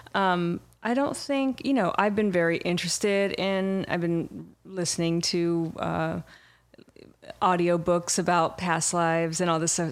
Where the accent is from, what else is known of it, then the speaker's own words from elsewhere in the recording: Irvine, California, United States; also born or lived in Michigan; I grew up in Orange County. I'm from Michigan. I grew up in Orange County and in Irvine